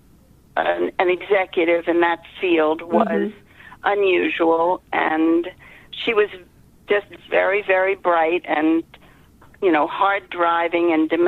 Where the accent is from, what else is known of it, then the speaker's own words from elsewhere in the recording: New York, United States; moved away as an adult; now in Boston, United States; I grew up in New York, and I moved to Boston with my husband